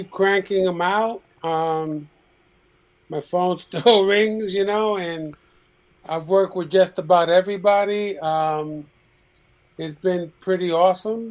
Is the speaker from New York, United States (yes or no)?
yes; New York City, New York, United States; also born or lived in Puerto Rico; I grew up in Chelsea, and then we lived in the West Village in the 60s. And in 1970, we moved to the Lower East Side, downtown Manhattan